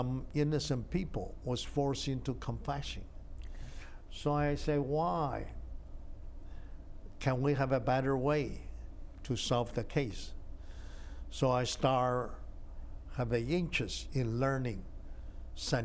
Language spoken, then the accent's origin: English; Taiwan; born or raised there; English is a second language; moved away as an adult; also born or lived in China / Shanghai; now in United States